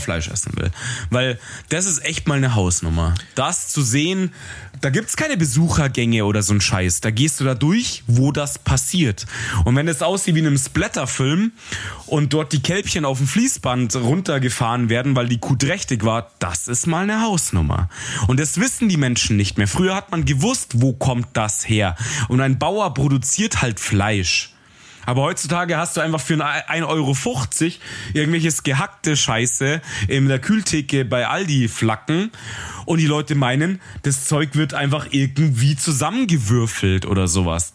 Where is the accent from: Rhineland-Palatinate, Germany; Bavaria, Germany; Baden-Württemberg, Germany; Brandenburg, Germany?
Bavaria, Germany; Munich; ich bin Münchner Bub